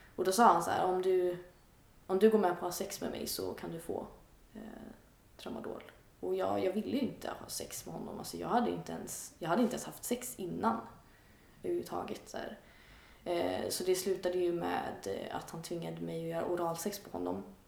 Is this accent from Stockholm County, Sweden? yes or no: no; outside Gothenburg, Västra Götaland, Sweden; jag är uppväxt lite utanför Göteborg, i en lite mindre ort